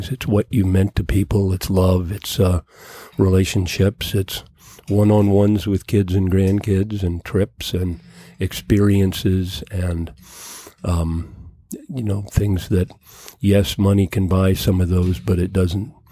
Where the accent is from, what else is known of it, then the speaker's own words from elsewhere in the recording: Washington, District of Columbia, United States; born there; So I was actually born at Farragut West.